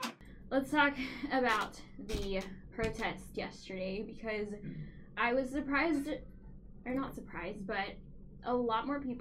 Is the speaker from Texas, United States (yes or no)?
yes; Tomball, Texas, United States; I'm from Tomball.